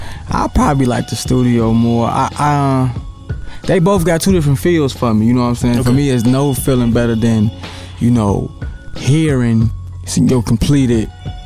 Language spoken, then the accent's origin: English; Bellwood, Illinois, United States; also born or lived in Chicago, Illinois; I'm from Capitol Hill, but, you know, I grew up out west in Bellwood.